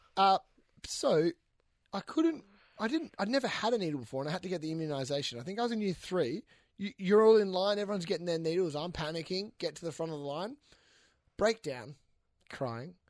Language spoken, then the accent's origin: English; Western Australia, Australia; I'm from Western Australia